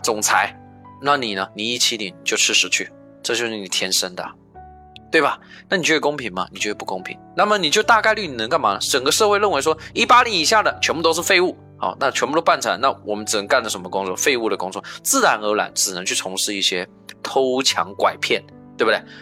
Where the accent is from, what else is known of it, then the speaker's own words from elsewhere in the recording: China; 我们亚洲，我们中国人也有去盖铁路啊